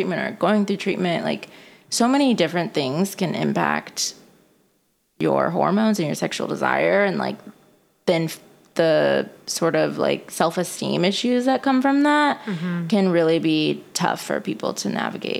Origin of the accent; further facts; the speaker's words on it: Midwest, United States; also born or lived in West Coast; now in New York, United States; I'm from the Midwest, but then I was on the West Coast. Now I'm on the East Coast in New York specifically.